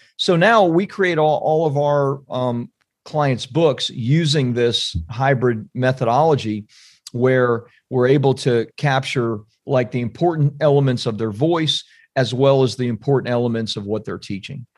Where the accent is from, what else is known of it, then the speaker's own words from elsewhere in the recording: Central Florida, United States; also born or lived in California; now in Saint Augustine, United States; I'm from Central Florida